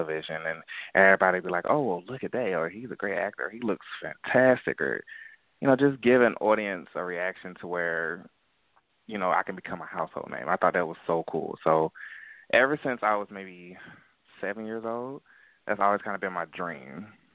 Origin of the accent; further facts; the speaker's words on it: Atlanta, Georgia, United States; I was born and raised in Atlanta, Georgia